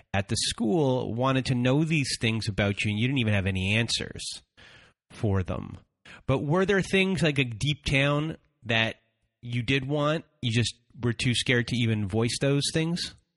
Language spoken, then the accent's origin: English; Canada; I'm Canadian